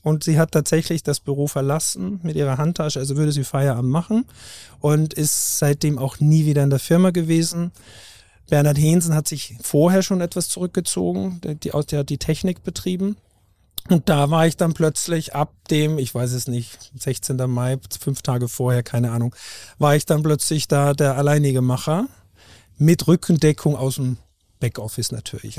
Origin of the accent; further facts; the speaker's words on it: Haus im Ennstal, Styria, Austria; moved away as an adult; also born or lived in Lech am Arlberg / Norderney; now in Hamburg, Germany; im österreichischen Enstal geboren. Also ich bin Steirer, nach wie vor